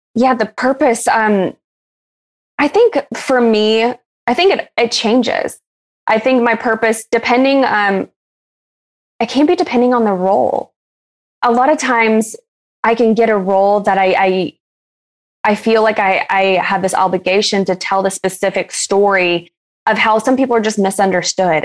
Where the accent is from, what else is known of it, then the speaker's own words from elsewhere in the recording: Alabama, United States; I am originally from Alabama